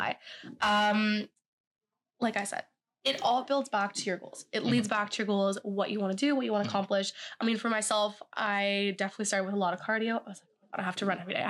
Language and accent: English; Ottawa, Ontario, Canada; moved away as an adult; now in Kingston, Canada; I am actually from Ottawa.